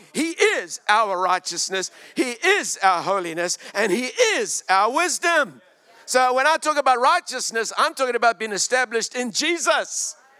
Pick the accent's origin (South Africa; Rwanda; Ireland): South Africa; moved away as an adult; also born or lived in Australia / Hong Kong; now in New Zealand; I lived in South Africa, Glendonau for 36 years, and then Australia, mate, for 14 years, and Hong Kong for 15 years.